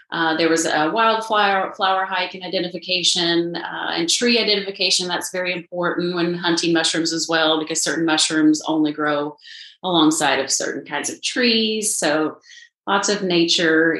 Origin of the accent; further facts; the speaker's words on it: Southern Illinois, United States; now in Nashville, United States; I'm from Southern Illinois